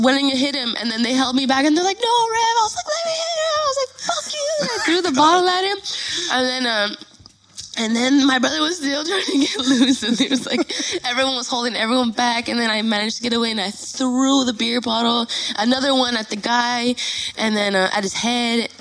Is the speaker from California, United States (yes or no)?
yes; Los Angeles, California, United States; I was born and raised in Northeast Los Angeles